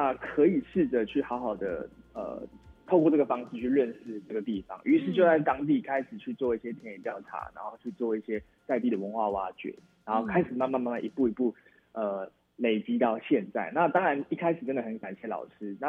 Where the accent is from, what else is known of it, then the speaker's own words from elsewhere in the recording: Yunlin County, Taiwan; 呃，其实我比较特别，是因为我不是在地人，哎，我是云林人，然后我从云林到平林这个地方，